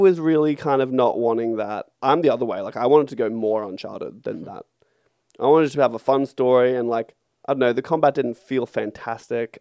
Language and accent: English; Australia; we are in Australia and we are Australian.